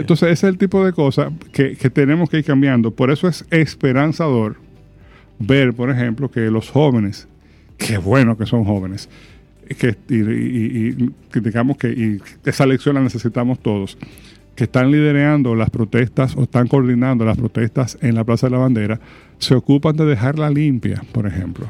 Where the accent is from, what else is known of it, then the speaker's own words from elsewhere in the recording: Dominican Republic; como sociedad dominicana